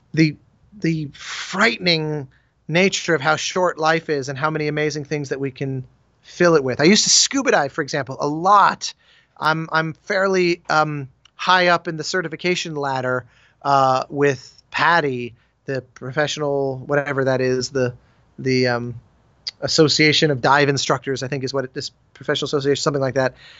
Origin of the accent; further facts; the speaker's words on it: Colorado, United States; I grew up in Colorado